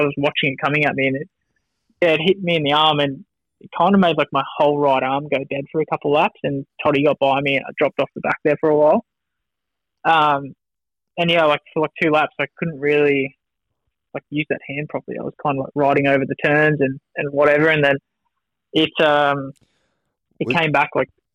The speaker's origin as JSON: {"language": "English", "town": "Wanneroo", "region": "Western Australia", "country": "Australia", "tie": "born or raised there", "moved": "yes", "said": "the club where I grew up at Wanneroo"}